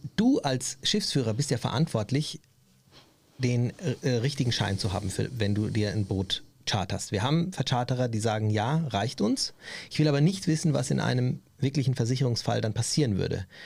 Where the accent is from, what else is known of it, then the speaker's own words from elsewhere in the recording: Germany; für mich als Deutscher